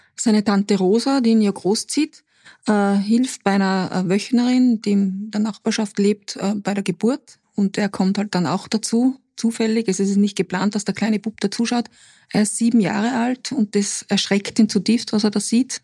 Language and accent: German; Putzleinsdorf, Upper Austria, Austria; Putzleinsdorf, das ist mein Heimatort